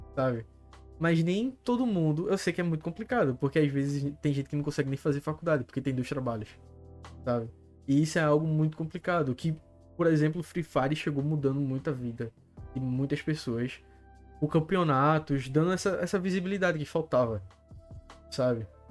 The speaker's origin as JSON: {"language": "Portuguese", "area": "Alto da Bondade, Recife area", "region": "Pernambuco", "country": "Brazil", "said": "sou do Alto da Bondade"}